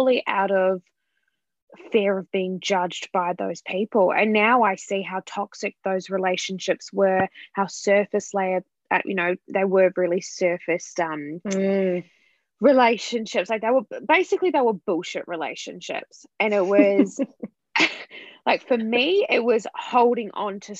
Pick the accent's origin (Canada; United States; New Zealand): New Zealand; moved away; I'm from New Zealand, I've been living here for 8.5 years